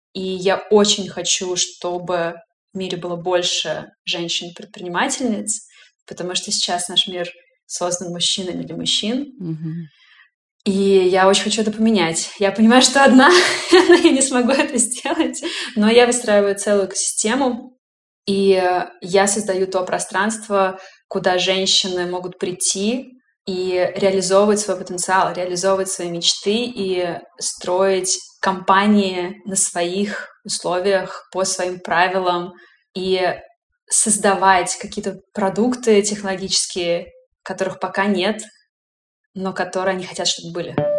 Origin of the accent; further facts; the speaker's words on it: Russia; moved away as an adult; now in Germany; я женщина из России